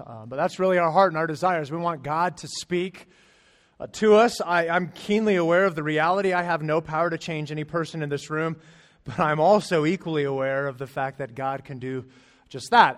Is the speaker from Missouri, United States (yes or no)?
no; Arizona, United States; moved away; I'm from Arizona